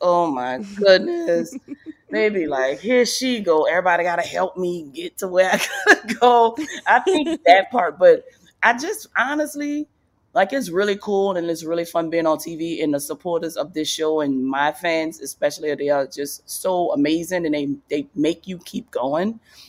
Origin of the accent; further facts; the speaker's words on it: New Orleans, Louisiana, United States; And I grew up in New Orleans, and New Orleans is a huge football city.